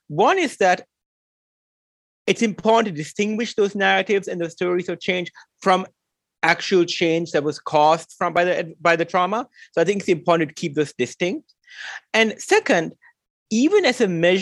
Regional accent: Sri Lanka; growing up in Sri Lanka

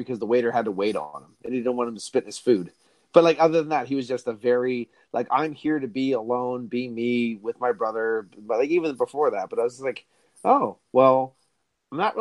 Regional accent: Berwick, United States; I'm from Berwick

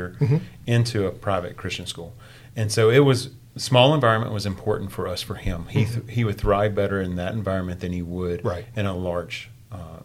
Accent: West Tennessee, United States; moved away as an adult; also born or lived in Dallas, Texas; now in Celina, Texas, United States; I grew up in West Tennessee

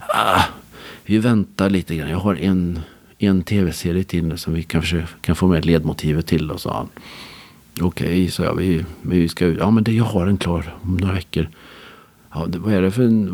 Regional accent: Skara, Västra Götaland, Sweden; jag är uppvuxen i Skara

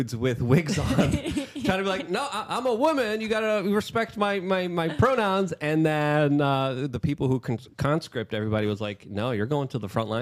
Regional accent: Poland; moved away; because I'm from Poland

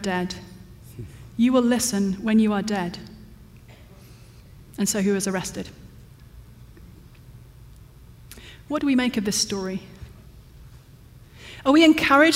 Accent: London, United Kingdom; moved away; my hometown of London

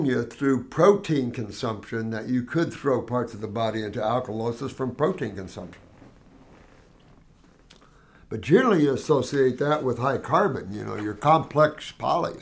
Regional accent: Bloomington, Indiana, United States; I grew up around Indiana University

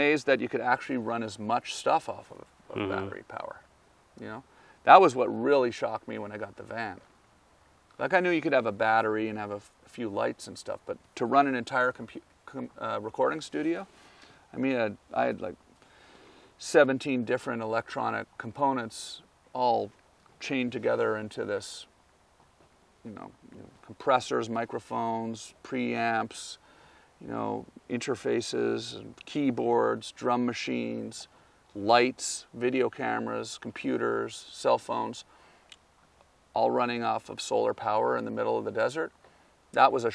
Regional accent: Ontario, Canada; moved away as an adult; also born or lived in Los Angeles; as a kid and growing up in Canada, my dad was military

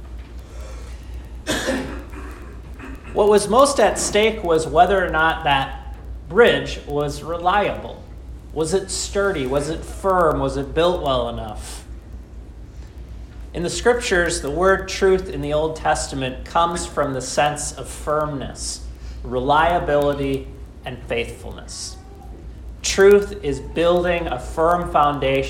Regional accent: Austin, Minnesota, United States; When I was growing up in Austin, Minnesota

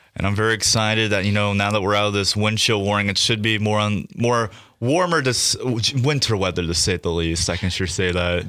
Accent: Kearney, Nebraska, United States; now in North Platte, United States; I lived on a snow route pretty much my growing up in Kearney

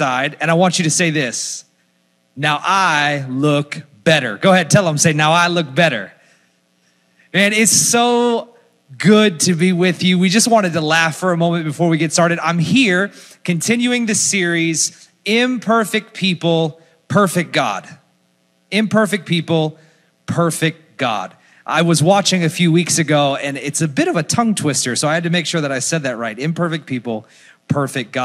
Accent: Orlando, Florida, United States; moved away as an adult; now in Philadelphia, United States; from Orlando, Florida, currently live in Philadelphia, Pennsylvania

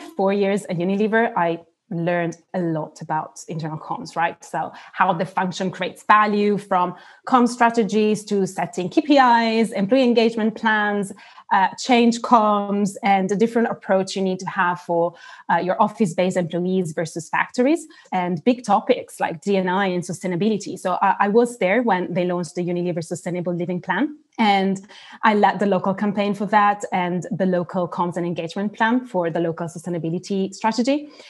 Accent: Turkey; English is a second language; also born or lived in South Africa / Italy; So as you said, I'm Italian. I have an Italian passport, but I've spent almost half of my life abroad. I was born in South Africa and grew up in Turkey. So not only Italy, and moved back to Italy, actually, when I was 18.

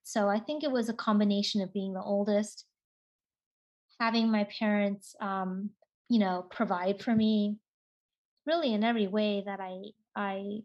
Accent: Seattle, Washington, United States; I grew up in Seattle, Washington

